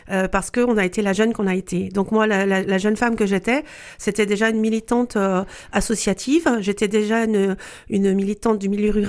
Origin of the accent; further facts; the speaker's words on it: Tours, Centre-Val de Loire, France; now in Pontivy, France; moi je suis originaire de, de Tours, mais mes mm. parents et mes grands-parents étaient d'origine paysanne sur le bassin de Rennes, donc Pays Gallo.